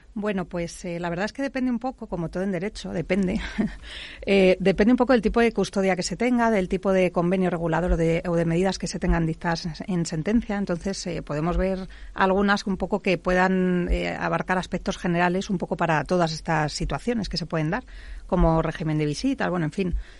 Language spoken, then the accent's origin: Spanish; Madrid, Community of Madrid, Spain; soy madrileña